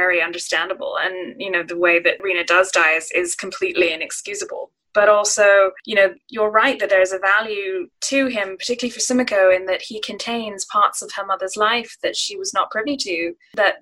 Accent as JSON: {"language": "English", "country": "Singapore", "tie": "born or raised there", "said": "growing up in Singapore and, you know, I have family connections to Japan"}